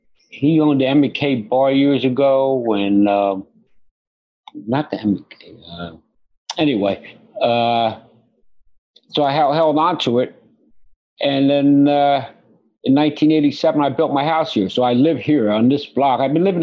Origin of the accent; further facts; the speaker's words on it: Asbury Park, New Jersey, United States; Born and raised in Asbury. My father born and raised in Asbury, died in Asbury. I probably end up dying here. Hopefully I'll die here in Asbury.